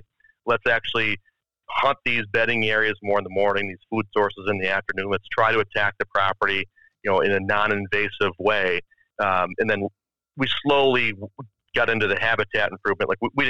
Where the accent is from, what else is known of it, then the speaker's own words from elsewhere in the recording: Grand Rapids, Michigan, United States; Born and raised, yeah. Okay. I'm from Grand Rapids, Michigan, is where I was born.